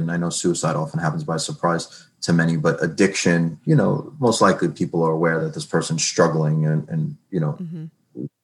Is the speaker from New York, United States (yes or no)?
yes; New York, United States; moved away as an adult; now in New Jersey, United States; I'm new to New Jersey. I'm from New York